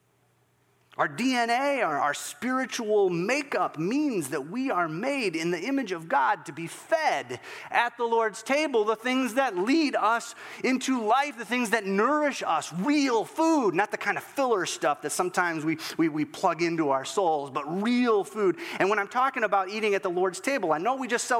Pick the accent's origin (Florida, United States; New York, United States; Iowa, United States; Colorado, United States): Iowa, United States; Northwest; I'm just a little guy growing up in Northwest Iowa